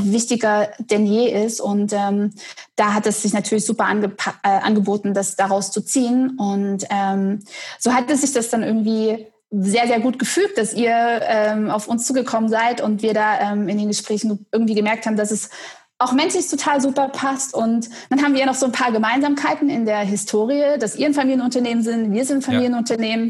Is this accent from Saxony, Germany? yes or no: yes; Dresden, Saxony, Germany; now in Detmold, Germany; ich bin geboren in Dresden